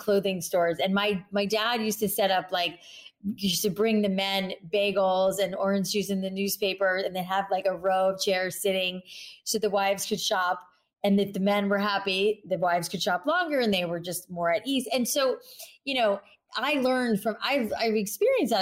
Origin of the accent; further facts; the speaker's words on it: South Florida, United States; I grew up in South Florida